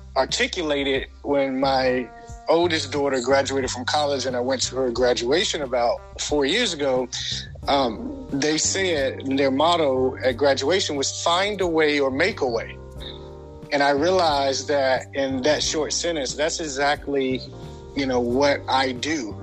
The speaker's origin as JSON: {"language": "English", "town": "Portsmouth", "region": "Virginia", "country": "United States", "tie": "born or raised there", "moved": "yes", "lives_now": "Atlanta, United States", "said": "I was born in a small town called Portsmouth, Virginia, um, here in the United States"}